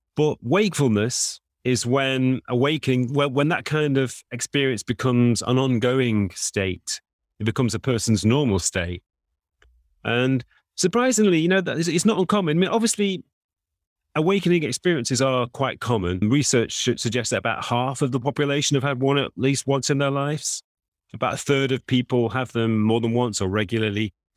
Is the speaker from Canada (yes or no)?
no; England, United Kingdom; I'm also an Englishman